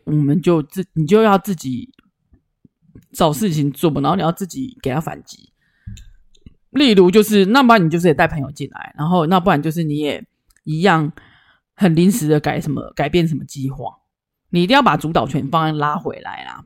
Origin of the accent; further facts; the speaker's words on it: Taichung, Taiwan; 我们是台中人，台中干干冷就还好嘛